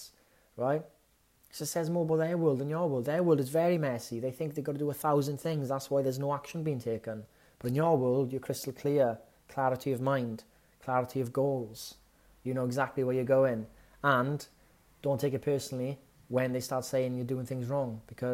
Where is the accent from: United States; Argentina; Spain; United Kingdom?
United Kingdom; Wales; As a Welshman